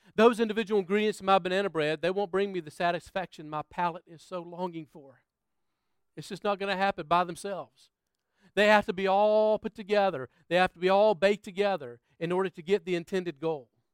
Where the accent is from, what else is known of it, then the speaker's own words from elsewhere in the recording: United States; moved away as an adult; now in Australia; I'm from the States